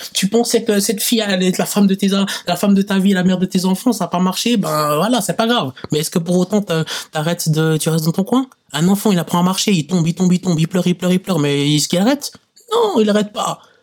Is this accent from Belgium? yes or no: no; Switzerland; Certes, j'ai pas vécu longtemps dans mon pays d'origine, mais je sais que la situation là-bas n'est pas la même. Ici en Suisse